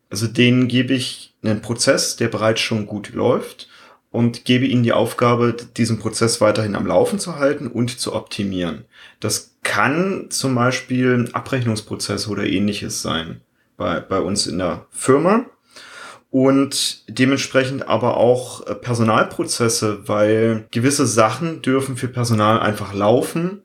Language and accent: German; Germany; als Deutscher